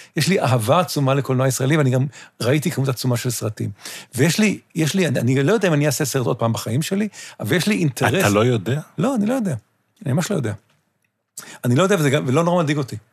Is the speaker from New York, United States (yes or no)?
yes; New York, United States; now in Israel; אני גדלתי בניו יורק